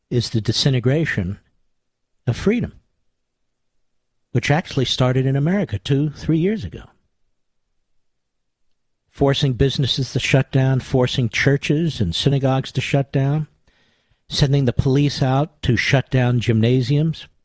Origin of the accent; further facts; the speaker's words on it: Philadelphia, Pennsylvania, United States; I'm from Philadelphia